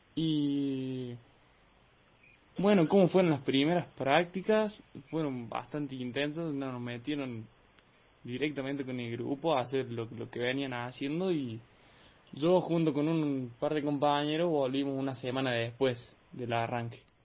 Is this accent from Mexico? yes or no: no; General Cabrera, Córdoba, Argentina; acá en, mi pueblo, en Cabrera